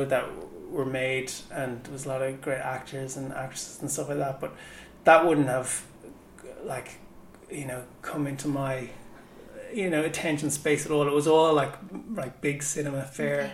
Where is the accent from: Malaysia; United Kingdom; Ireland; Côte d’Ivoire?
Ireland; Dublin, Leinster; Home was Shankill when I was growing up